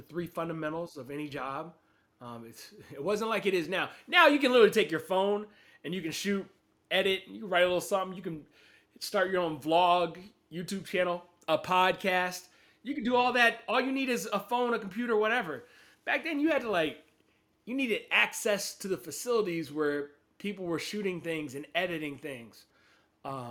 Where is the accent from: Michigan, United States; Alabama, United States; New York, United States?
Alabama, United States; Huntsville; moved away as an adult; also born or lived in Cincinnati; I'm from Huntsville, Alabama, a.k.a. the Rocket City, the hockey capital of the South, all those things. It's a nice little city in northern Alabama, about an hour and a half south of Nashville, hour and a half north of Birmingham, Alabama. And that's where I grew up.